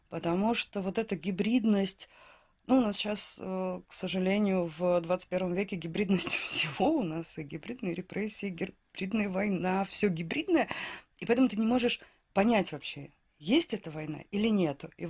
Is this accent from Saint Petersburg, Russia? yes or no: yes; Saint Petersburg, Russia; Я из Санкт-Петербурга, да.